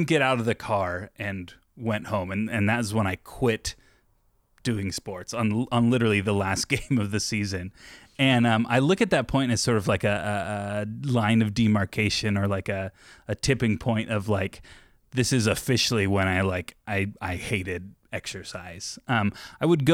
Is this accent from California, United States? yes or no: yes; Orange County, Southern California, United States; moved away; also born or lived in Yorba Linda; I'm from Southern California, Orange County is I grew up